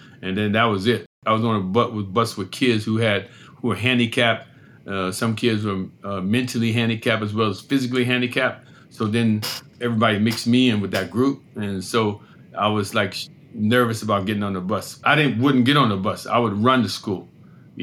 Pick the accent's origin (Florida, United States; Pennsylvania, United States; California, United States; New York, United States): Pennsylvania, United States; Erie; I grew up in Erie, Pennsylvania